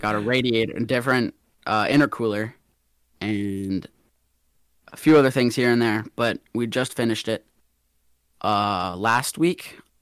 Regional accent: Atlanta, Georgia, United States; I'm from Atlanta, Georgia, born and raised

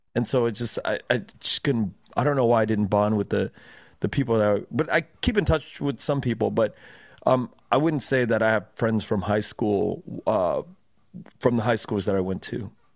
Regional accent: Los Angeles, California, United States; I grew up, uh, in Koreatown predominantly

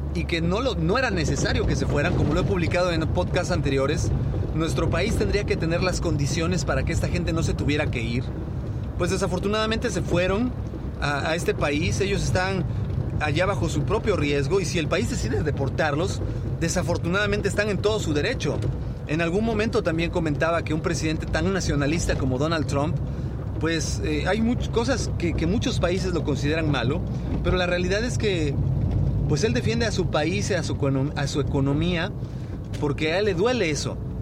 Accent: Mexico; los mexicanos somos gente muy abierta

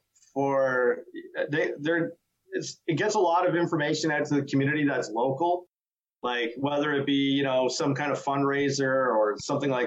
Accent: Buckhorn, Ontario, Canada; moved away; also born or lived in Huntsville / Whitby; I was born in Huntsville. And I think my family moved to, we lived in Whitby briefly, like when I was real little. And then I think I was like five years old, moved to Buckhorn. So then ever since then.

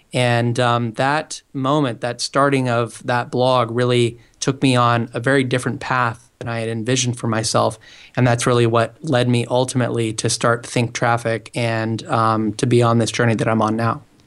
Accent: Portland, Oregon, United States; moved away as an adult; now in San Francisco, United States; I'm originally from the Portland, Oregon area

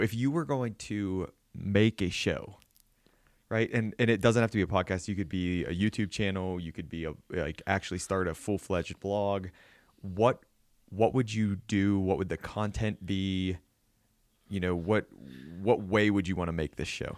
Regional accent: southwestern Pennsylvania, United States; moved away; I'm from, you know, originally, you know, southwestern Pennsylvania

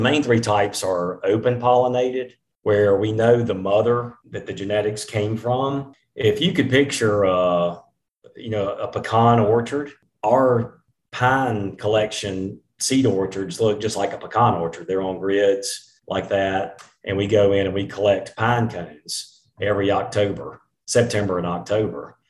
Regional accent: eastern Mississippi, United States; when I was growing up in Mississippi, I on some of our land in eastern Mississippi

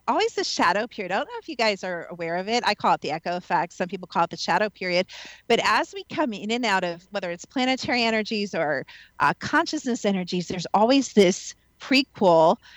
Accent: Midwest, United States; moved away; also born or lived in the South, United States; I'm also from the Midwest

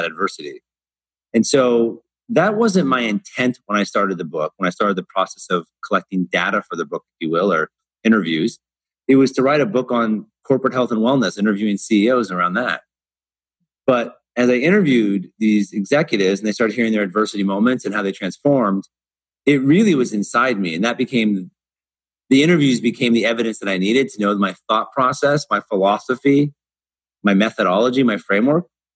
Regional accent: Portland, United States; moved away as an adult; now in Dubai, United Arab Emirates; I grew up in Portland

